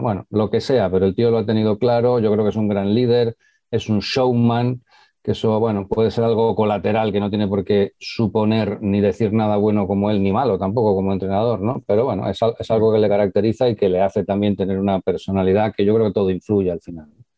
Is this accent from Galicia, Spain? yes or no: no; Valladolid, Castile and León, Spain; yo soy un chaval de Valladolid